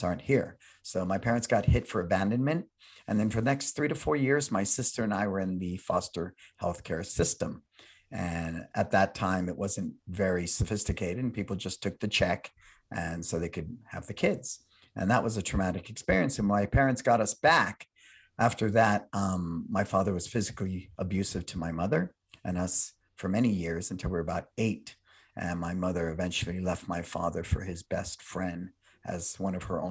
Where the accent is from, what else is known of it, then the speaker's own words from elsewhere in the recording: San Francisco, California, United States; I was born and raised in San Francisco